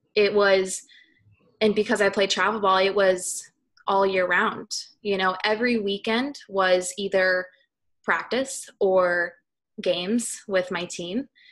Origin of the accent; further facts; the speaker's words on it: Southern California, United States; I was uh, born and raised in Southern California, uh, up in the high desert